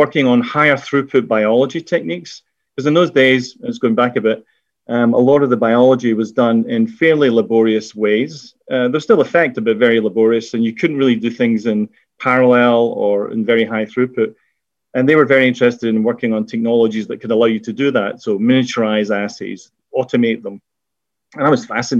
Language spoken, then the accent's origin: English; Scotland, United Kingdom; accent: Scottish; moved away as an adult; also born or lived in Glasgow / Edinburgh / London; now in Connecticut, United States; you could probably tell from my accent, in Scotland, where I did my degree.